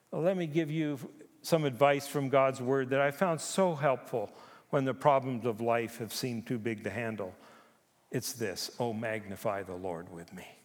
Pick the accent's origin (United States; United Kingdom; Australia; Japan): Japan; now in Canada; I was born in Japan. I grew up there. I lived on Honshu and Okinawa and Hokkaido.